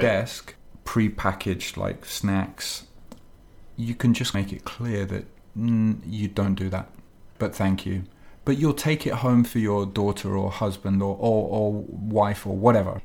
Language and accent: English; England, United Kingdom; now in Japan; I'm English